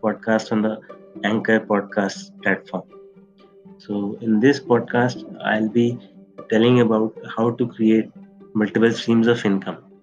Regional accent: India; I'm from India. I live in Delhi

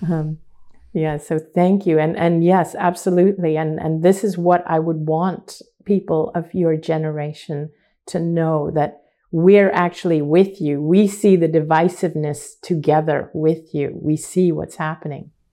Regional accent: Hong Kong; I grew up in Hong Kong, which is predominantly a Chinese city

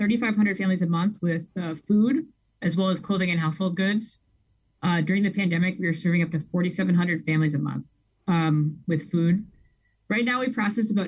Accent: Rockford, Illinois, United States; born and raised in Rockford, Illinois, where I was raised Catholic

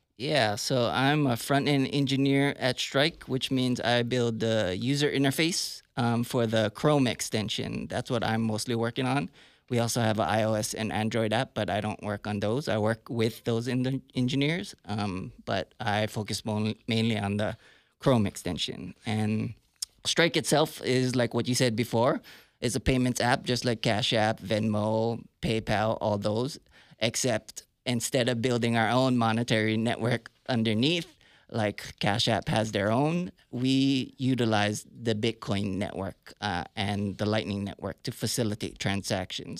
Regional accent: Hawaii, United States; also born or lived in San Francisco Bay Area, California; now in Tulsa, United States; I grew up in Hawaii, but I lived in the Bay Area for a long time.

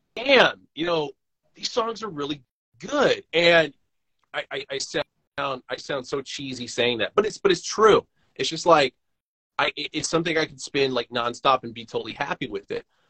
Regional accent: Oakland, California, United States; moved away; when I was born in Oakland, leaving Oakland, came back to Oakland

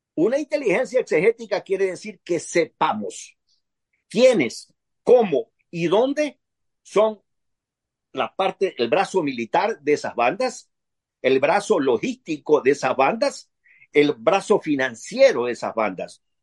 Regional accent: Ecuador; como concripto ecuatoriano

